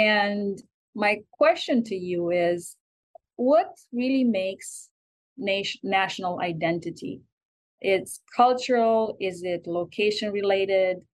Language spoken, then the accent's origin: English; Romania; moved away as an adult; now in United States; I am an American citizen, but I was born in Romania and I lived there until the age of 26.